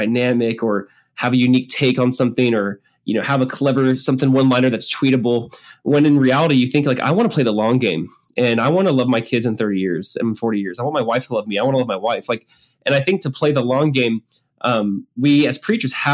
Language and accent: English; Southern California, United States; I grew up in Southern California